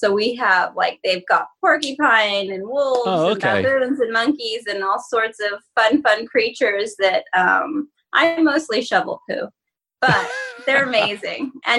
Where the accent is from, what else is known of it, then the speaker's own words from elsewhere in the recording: Ogden, Utah, United States; No, I'm from Utah.